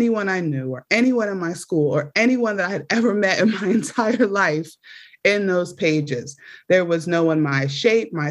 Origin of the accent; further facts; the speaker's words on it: Philadelphia, Pennsylvania, United States; I was born in South Philadelphia, 4 blocks away from the projects. It was called Killadelphia in the 90s, extremely violent.